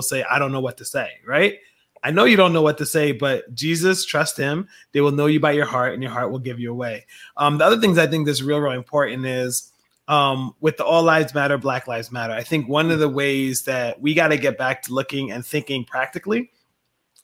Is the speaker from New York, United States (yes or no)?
no; Philadelphia, Pennsylvania, United States; also born or lived in Liberia; I grew up with in Southwest Philadelphia